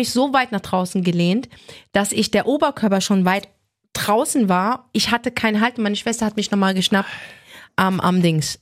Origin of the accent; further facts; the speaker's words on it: Frankfurt, Hesse, Germany; ich bin in Bornheim geboren, in Frankfurt, also nicht Nordweststadt. Ich mhm. bin in der Nordweststadt aufgewachsen